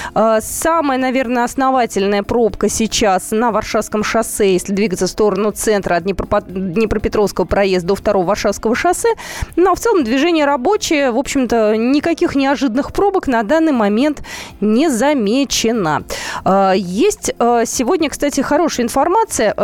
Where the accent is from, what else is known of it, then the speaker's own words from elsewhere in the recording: Moscow, Russia; мы, москвичи